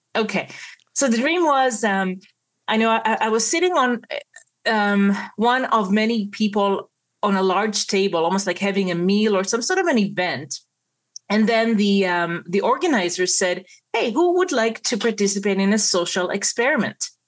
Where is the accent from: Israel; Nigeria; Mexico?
Israel; moved away as an adult; now in Toronto, Canada; I was born and raised in Israel. And uh, so I'm a native Israeli. I moved to Toronto, Canada in the mid 90s with my parents and my brothers. And uh, I was already an adult